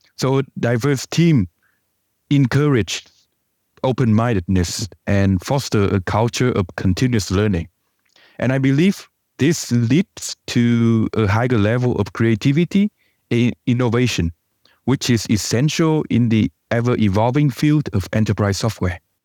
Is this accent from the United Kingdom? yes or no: no; Vietnam; moved away; I come from Vietnam